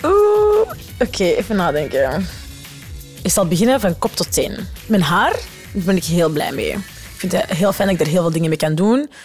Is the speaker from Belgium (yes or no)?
yes; the Kempen, Flanders, Belgium; We komen van de Kempen, we zaten op een gemeenschapsonderwijs